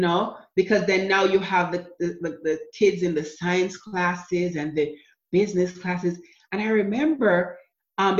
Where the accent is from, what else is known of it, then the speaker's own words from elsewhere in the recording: Jamaica; moved away as an adult; also born or lived in New Jersey / Florida; now in United States; growing up in Jamaica with my mom, we were poor